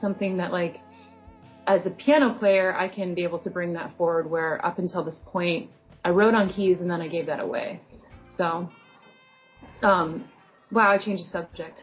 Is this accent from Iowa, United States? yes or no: yes; Iowa, United States; born or raised there; now in Portland, United States